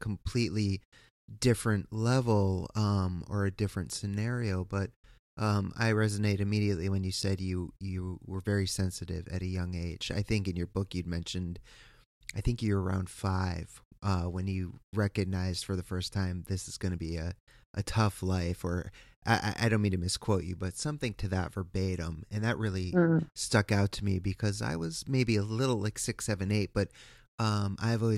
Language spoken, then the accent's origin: English; East Coast, United States; I am from the East Coast